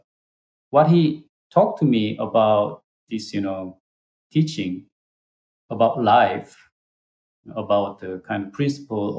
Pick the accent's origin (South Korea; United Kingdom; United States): South Korea; English is a second language; moved away